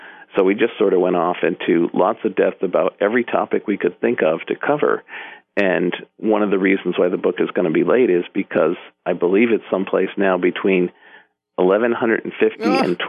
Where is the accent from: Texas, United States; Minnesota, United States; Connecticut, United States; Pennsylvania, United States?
Connecticut, United States; Hartford; moved away as an adult; also born or lived in Norwalk, Connecticut / Boston / Seattle; now in Portland, United States; I originally was born in Norwalk, but I lived most of my life around the Hartford area.